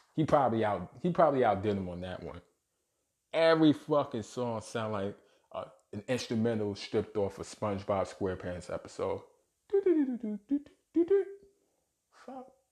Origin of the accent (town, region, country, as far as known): New York City, New York, United States; born or raised there